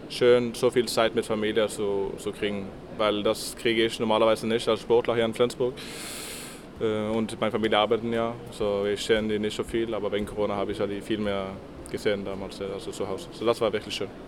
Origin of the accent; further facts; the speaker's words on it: Western Norway, Norway; German is a second language; now in Germany; wenn ich komme aus Westen